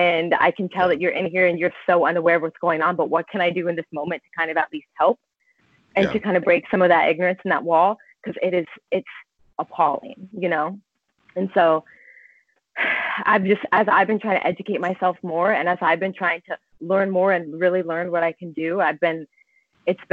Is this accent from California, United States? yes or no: yes; Southern California, United States; moved away as an adult; now in Mount Pleasant, South Carolina, United States; I grew up in Southern California with a lot of Hispanics and Mexicans